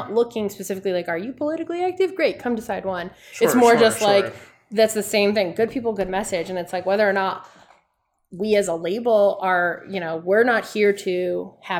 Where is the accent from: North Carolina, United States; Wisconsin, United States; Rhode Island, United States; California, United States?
Rhode Island, United States; I'm from Rhode Island